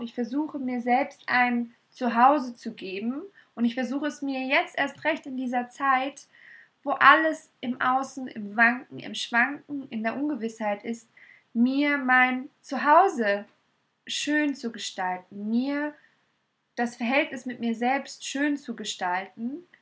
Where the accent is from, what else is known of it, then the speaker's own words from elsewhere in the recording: Munich, Bavaria, Germany; in München, aber ich liebe sie abgöttisch und es ist meine Heimat